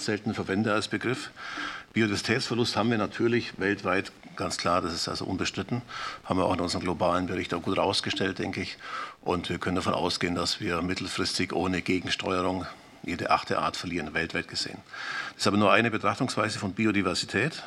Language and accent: German; Swabian Jura, Baden-Württemberg, Germany; Schwäbische Alb als Beispiel, da komme ich aus der Ecke, komme ich ungefähr her